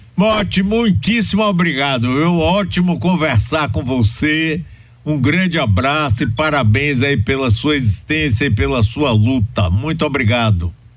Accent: Bahia, Brazil; quando eu era jovem aqui na Bahia

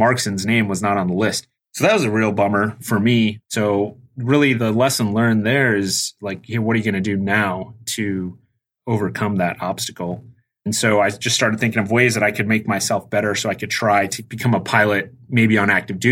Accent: Tucson, Arizona, United States; moved away as an adult; I grew up in Tucson, Arizona, and I graduated in 2002 from high school

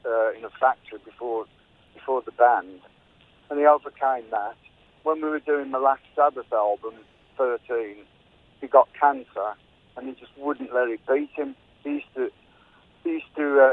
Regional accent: Birmingham, West Midlands, United Kingdom; growing up in Birmingham and in England at the time

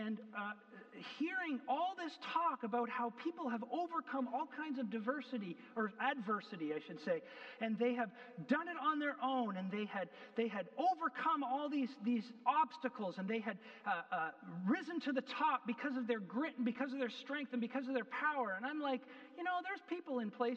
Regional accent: Canada; I'm a Canadian

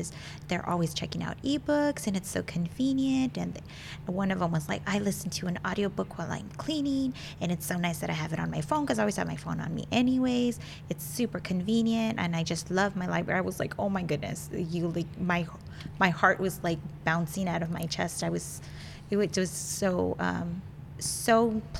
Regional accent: the Rio Grande Valley, Texas, United States; moved away; I'm from the Valley originally, and I used to work at one of the branch libraries

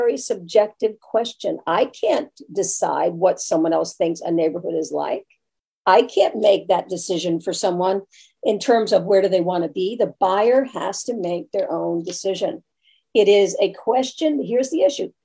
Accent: New York, United States; moved away; also born or lived in Brooklyn; I'm originally from New York

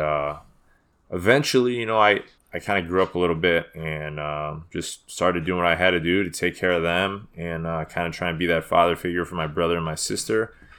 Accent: Chicago, Illinois, United States; also born or lived in Des Plaines; I was born in Chicago.

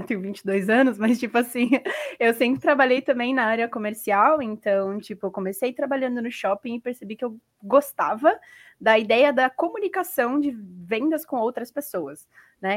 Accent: Brazil; eu sou do Brasil

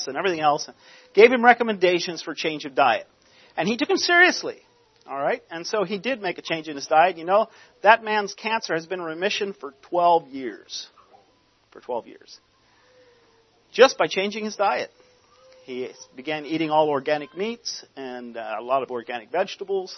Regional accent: Lancaster County, Pennsylvania, United States; I grew up in Lancaster County. in a non-conservative home.

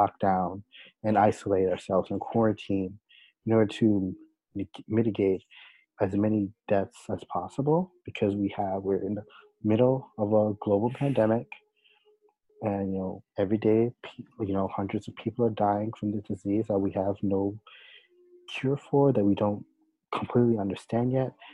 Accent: United States; us as American citizens

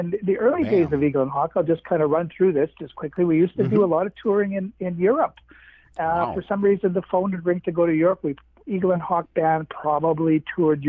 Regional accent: Winnipeg, Manitoba, Canada; I'm from Winnipeg, again, in Manitoba.

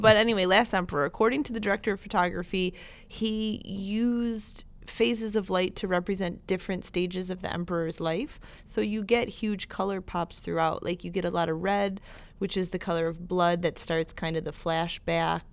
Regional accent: Buffalo, New York, United States; I'm from Buffalo.

